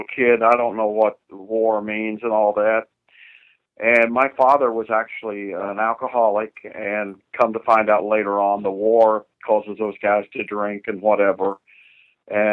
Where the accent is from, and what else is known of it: Loogootee, Indiana, United States; born or raised there; also born or lived in Miami, Florida